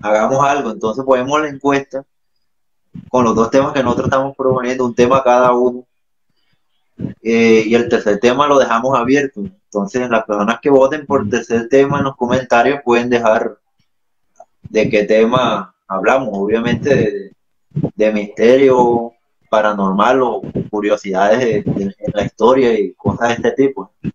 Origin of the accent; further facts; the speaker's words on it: Barranco de Loba, Bolívar, Colombia; moved away; de mi pueblo que es Barranco